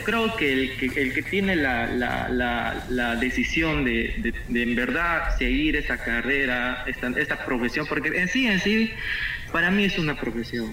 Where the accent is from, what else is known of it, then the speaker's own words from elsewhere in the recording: Quito, Pichincha, Ecuador; moved away as an adult; now in Marcona, Peru; Yo soy de Quito, soy de la ciudad de Quito